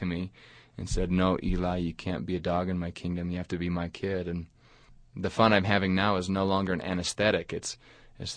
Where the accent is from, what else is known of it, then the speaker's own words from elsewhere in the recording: Alaska, United States; now in Huntsville, United States; I grew up in Alaska on a fishing boat